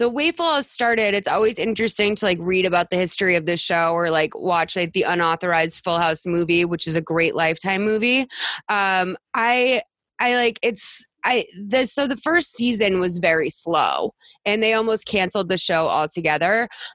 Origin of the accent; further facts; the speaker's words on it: Massachusetts, United States; I'm from Massachusetts